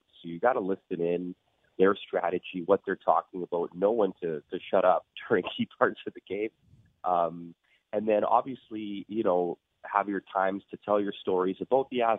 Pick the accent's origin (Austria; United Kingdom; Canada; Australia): Canada; Boyle, Alberta; also born or lived in Athabasca, Alberta; actually from the same little town as Jay Onright, which is hilarious. Boyle, Alberta